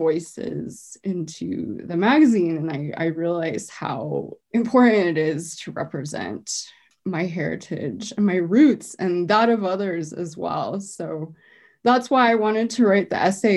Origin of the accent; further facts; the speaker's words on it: Arvada, Colorado, United States; I grew up in Arvada, so there weren't a lot of Asian students at my school